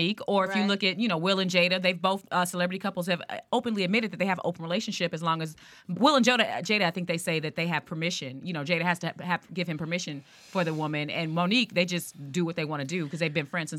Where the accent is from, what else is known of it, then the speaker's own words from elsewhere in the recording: Inglewood, California, United States; I grew up in Inglewood, but I was in the suburbs, so everybody had a big house, a lot of money.